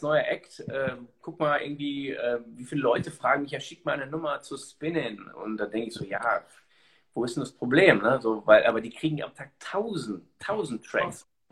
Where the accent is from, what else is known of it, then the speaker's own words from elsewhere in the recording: Germany; ich bin ja selber Deutscher